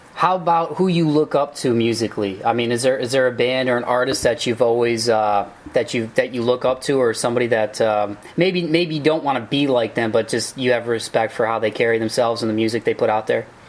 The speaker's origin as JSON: {"language": "English", "town": "Toledo", "region": "Ohio", "country": "United States", "said": "I'm from Toledo. It's it's a smaller town, but uh, very very blue"}